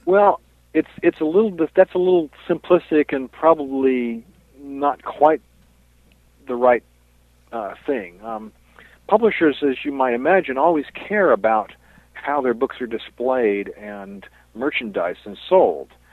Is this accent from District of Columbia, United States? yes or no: yes; Washington, District of Columbia, United States; When I was growing up in the Washington D.C. area